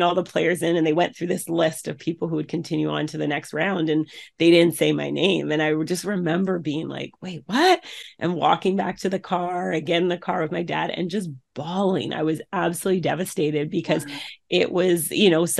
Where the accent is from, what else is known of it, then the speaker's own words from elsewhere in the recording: Canada; then moved up to Canada. And so where I was born